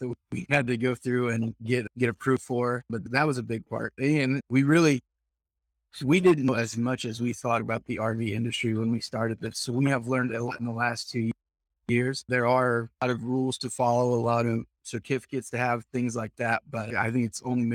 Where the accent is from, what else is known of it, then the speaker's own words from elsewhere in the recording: Southern Iowa, United States; I'm from Southern Iowa